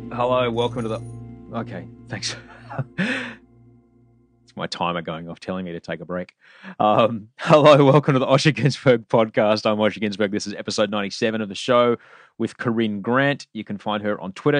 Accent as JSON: {"language": "English", "region": "Queensland", "country": "Australia", "tie": "born or raised there", "said": "I grew up in Queensland"}